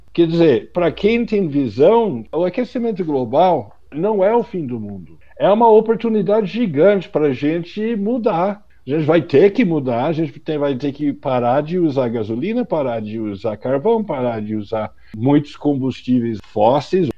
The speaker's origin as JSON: {"language": "Portuguese", "country": "United States", "second_language": "Portuguese", "moved": "as an adult", "lives_now": "Brazil", "said": "por conta do sotaque, que eu sou americano, mas eu moro no Brasil há 35 anos"}